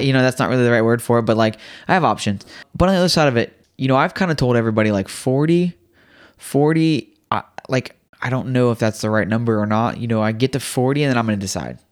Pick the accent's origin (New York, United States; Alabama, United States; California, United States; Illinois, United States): Illinois, United States; Riverton; moved away; I was in Riverton.